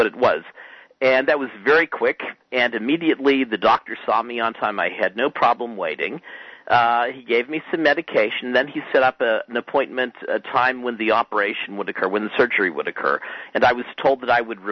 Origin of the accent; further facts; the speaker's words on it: United States; also born or lived in Montreal, Canada; I was an international student from the United States studying in a graduate program at McGill University